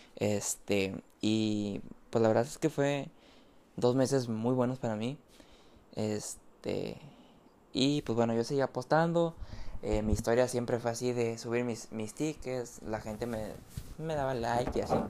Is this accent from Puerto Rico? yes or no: no; Mexico; soy mexicano y me dedico a ser tipster